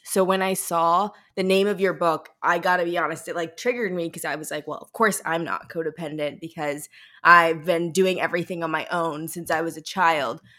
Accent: St. Louis, Missouri, United States; I'm a Midwestern girl myself. I'm from Saint Louis

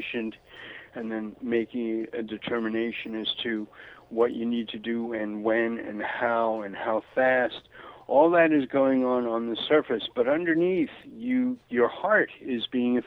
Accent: New York City, New York, United States; moved away; also born or lived in Florida / Santa Barbara, California; growing up in Brooklyn, in the 1950s

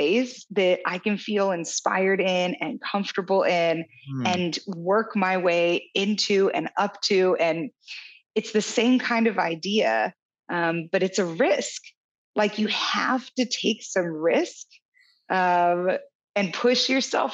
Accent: Kansas City, United States; moved away as an adult; also born or lived in San Diego; My husband and I moved from San Diego to my hometown of Kansas City a year and a half ago

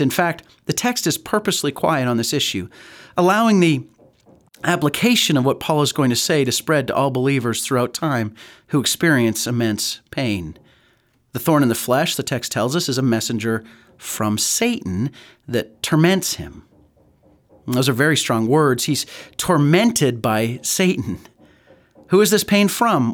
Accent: Calgary, Alberta, Canada; growing up in Calgary

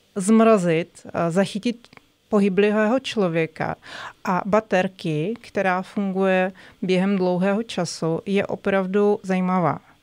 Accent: Moscow, Russia; Czech is a second language; moved away as an adult; now in Czech Republic; Já jsem z Ruska, z Moskvy.

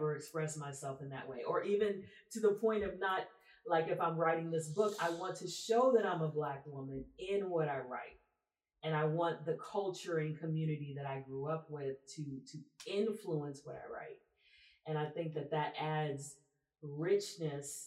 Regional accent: Texas, United States; also born or lived in Louisiana; I grew up in Texas, but I also grew up in Louisiana

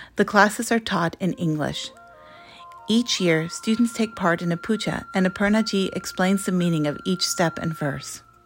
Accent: United States; I am an American born Hindu

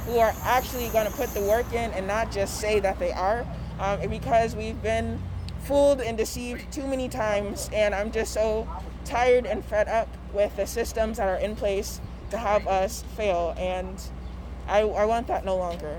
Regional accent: Minneapolis, Minnesota, United States; I am from Minneapolis

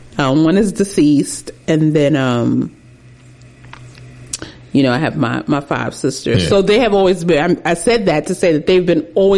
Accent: New York City, New York, United States; I'm a city girl. I am from New York City. Born and raised.

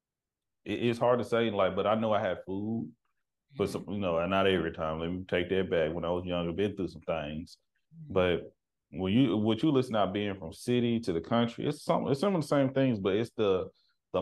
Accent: Texas, United States; now in Seattle, United States; I'm from the country. I'm from Texas

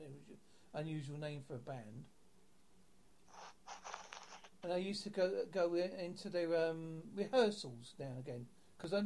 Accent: Southend-on-Sea, East of England, United Kingdom; I grew up in Southend-on-Sea

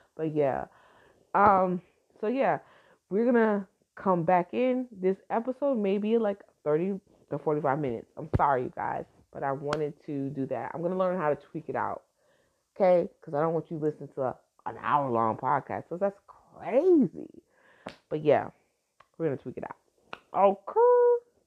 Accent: Newark, New Jersey, United States; I'm from Brick City, baby. Now I was born in Brick City. I was I was raised in Jersey

